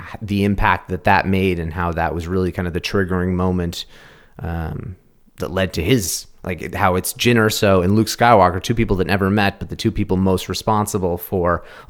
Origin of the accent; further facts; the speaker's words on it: Canada; we're Canadian?